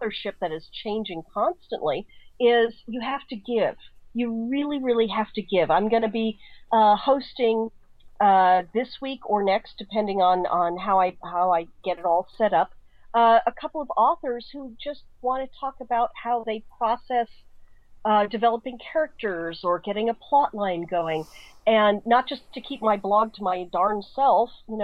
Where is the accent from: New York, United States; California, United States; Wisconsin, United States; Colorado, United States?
Colorado, United States; Colorado Springs; now in San Francisco, United States; Colorado Springs, which is where I grew up